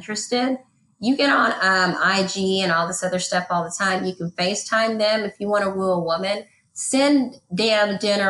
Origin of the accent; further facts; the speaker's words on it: Texas, United States; I'm not going to take anything from East Texas with me, because that's old wineskins.